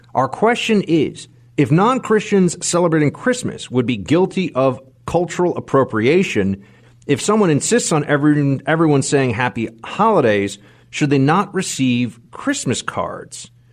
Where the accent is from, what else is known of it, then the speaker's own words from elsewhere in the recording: New York, United States; as a New Yorker